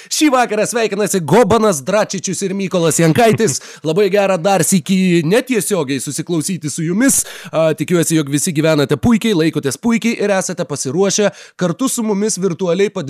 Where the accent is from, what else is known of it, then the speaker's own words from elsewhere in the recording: Klaipėda, Klaipėda County, Lithuania; aš esu uh, West Side Tiladai, aš esu iš Klaipėdos